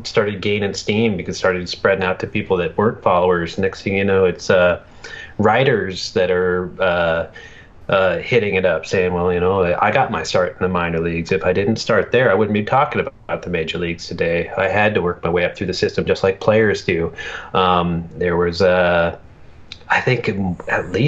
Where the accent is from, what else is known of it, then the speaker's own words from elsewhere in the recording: Montana, United States; moved away as an adult; also born or lived in Billings, Montana; now in Washington State, United States; I'm living out in Washington State now, but I'm a Montana guy, born and raised near the Canadian border.